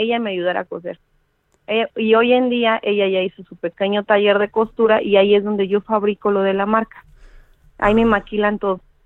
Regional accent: Mexico City, Mexico; yo soy de la Ciudad de México, tengo 33 años

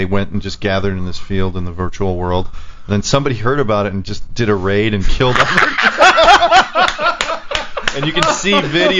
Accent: Chicago, Illinois, United States; I was born on the South Side

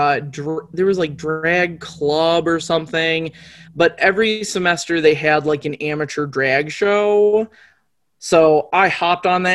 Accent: Muskegon, Michigan, United States; also born or lived in Soddy Daisy, Tennessee; now in Grand Rapids, United States; I grew up in like my early childhood was in Soddy Daisy, Tennessee. And my like young adulthood was in Muskegon, Michigan. And I lived in Muskegon until I graduated high school

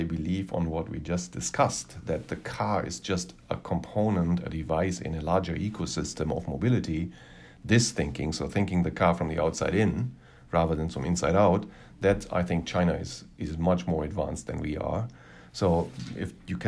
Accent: Germany; moved away as an adult; now in Los Angeles, United States; my home country

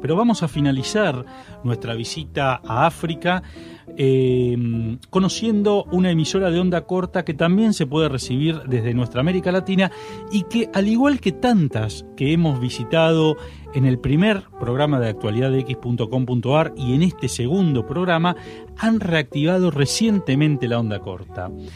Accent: Argentina; desde nuestro país, desde la Argentina

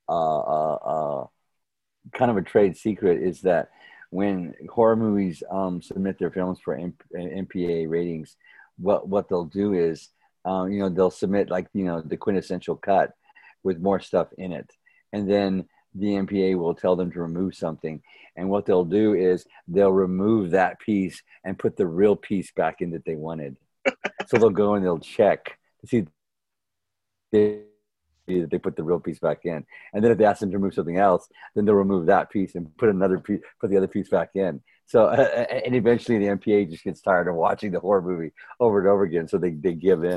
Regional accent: near San Antonio, Texas, United States; I grew up in San Antonio, near San Antonio, Texas, in a small town called Holotus, Texas. It was about 25 minutes northwest of San Antonio

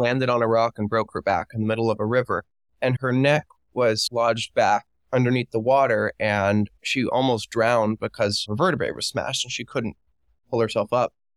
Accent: Miami, Florida, United States; moved away as an adult; I am from Miami, Florida

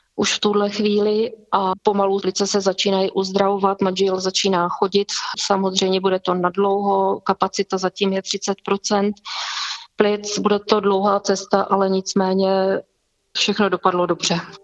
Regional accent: Vysoké Mýto, Pardubice Region, Czechia; jsem z Vysokého míta

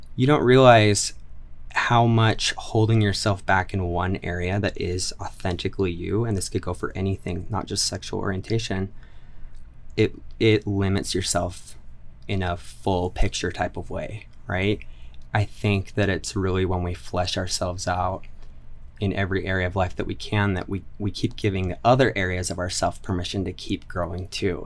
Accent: Orem, Utah, United States; also born or lived in Highland, Utah; I am originally from Utah County. I grew up in Orem for ten years, and then when I was fifteen, my family moved to Highland.

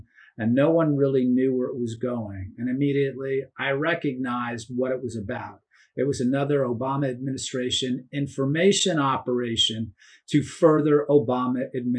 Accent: New York City, New York, United States; I was raised in New York City and I worked in the media in New York City.

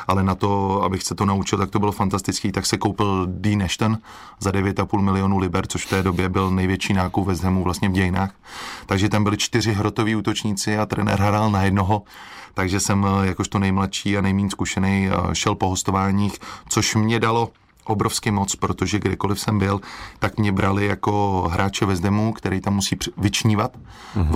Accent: Czechia; moved away as an adult; jak jsem byl z Česka

